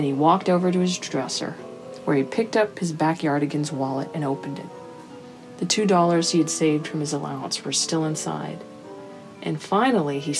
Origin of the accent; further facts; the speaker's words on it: El Paso, Texas, United States; moved away as an adult; now in Central Texas, United States; my hometown of El Paso